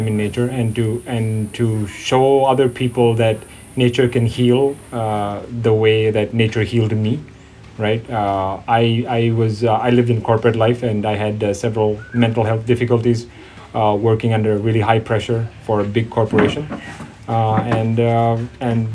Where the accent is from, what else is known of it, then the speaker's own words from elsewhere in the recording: Thailand; I grew up in Thailand ever since I was 1 year old